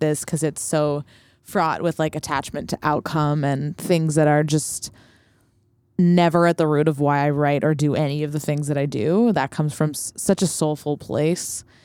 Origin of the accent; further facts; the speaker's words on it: Montreal, Quebec, Canada; moved away as an adult; also born or lived in Vancouver / North Shore, British Columbia; now in New York, United States; I was born in Montreal and then moved to Vancouver when I was eight, but moved back to Montreal when I was seventeen.